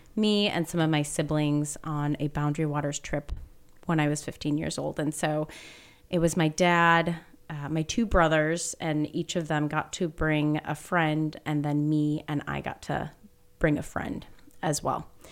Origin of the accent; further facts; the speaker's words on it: Minneapolis, Minnesota, United States; moved away as an adult; now in Grand Marais, United States; I grew up in Minneapolis, so grew up in the city